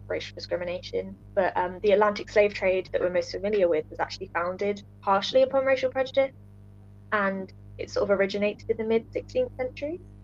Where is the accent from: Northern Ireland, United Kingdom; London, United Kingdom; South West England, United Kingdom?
South West England, United Kingdom; Bristol; I'm from Bristol